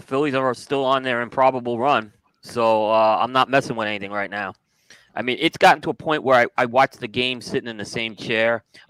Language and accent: English; New York, United States; moved away; I grew up in New York.